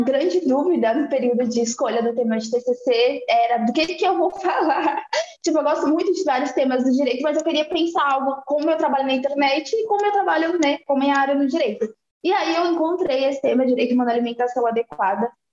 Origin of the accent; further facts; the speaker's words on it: Salvador, Bahia, Brazil; now in Carapicuíba, Brazil; sou de Salvador, Bahia, mas moro em Carapuíba, moro em São Paulo há muitos anos